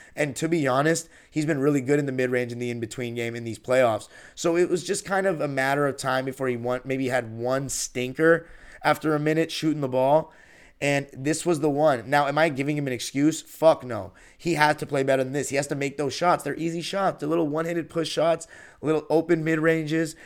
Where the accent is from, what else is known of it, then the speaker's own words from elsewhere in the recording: Los Angeles, California, United States; I'm from Los Angeles